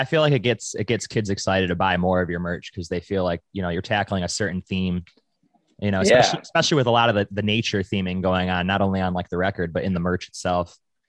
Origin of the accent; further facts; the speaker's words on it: Buffalo, New York, United States; I'm locally from Buffalo, New York.